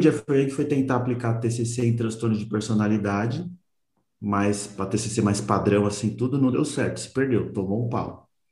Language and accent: Portuguese; São Paulo, Brazil; eu sou daqui de São Paulo